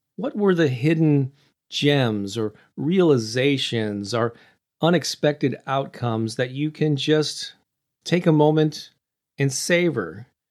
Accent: St. Louis, Missouri, United States; I used to have these weekly in-person classes in my hometown of Saint Louis every Thursday night

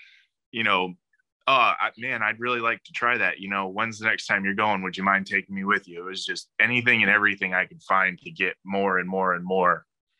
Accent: Chicago, Illinois, United States; I grew up outside Chicago, and, my dad is from Italy.

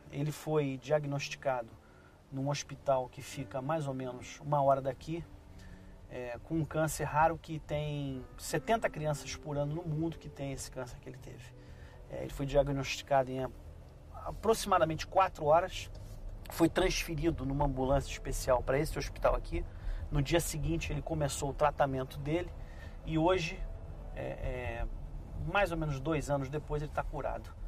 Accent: Brazil; now in Canada; eu, como brasileiro

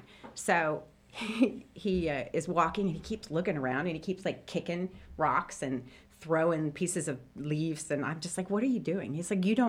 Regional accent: Clinton, Indiana, United States; moved away as an adult; also born or lived in South Carolina; I grew up in Clinton, Indiana, and so it's like 45 minutes from here

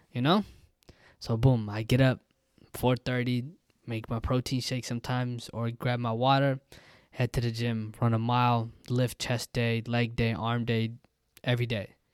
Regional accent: United States; me growing up as an American kid

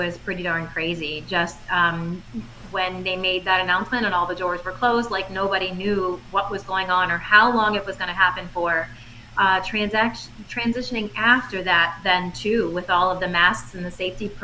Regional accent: Fort Myers, Florida, United States; I grew up here in Fort Myers

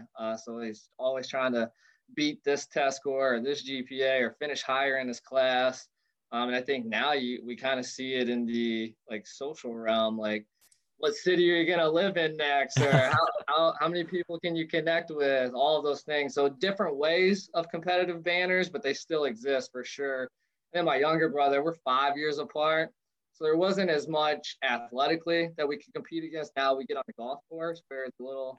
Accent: Maysville, Kentucky, United States; moved away as an adult; now in Florida, United States; I grew up in Maysville, Kentucky, a small town about an hour southeast of Cincinnati

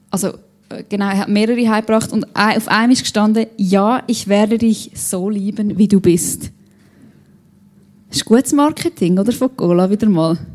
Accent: Switzerland; Als Schweizer kann man sich das ja auch nicht so gut vorstellen, dass jemand vor Freude juchzt.

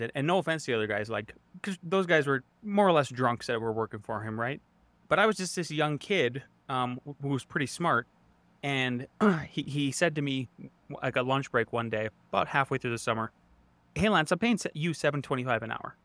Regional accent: Northwest North Dakota, United States; moved away as an adult; also born or lived in Montana / Idaho; now in Colorado, United States; I grew up in Northwest North Dakota

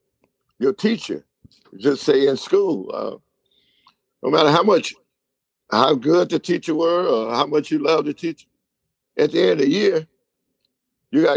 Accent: Winnsboro, United States; also born or lived in Germany; the hometown where I was born and raised in Winnsboro

